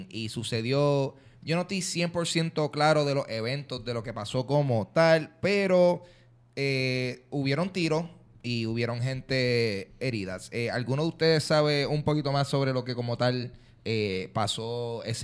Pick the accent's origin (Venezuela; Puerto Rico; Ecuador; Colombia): Puerto Rico; Carolina; Yo soy de Carolina. Lo que pasa y, es y en mi territorio de Carolina se habla. No se dice lío de falda. Yo nunca había escuchado ese término en mi vida.